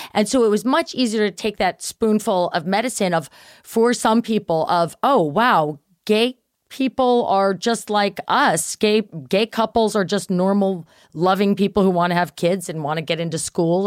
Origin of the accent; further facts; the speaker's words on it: Baltimore, Maryland, United States; the club back in Baltimore where I grew up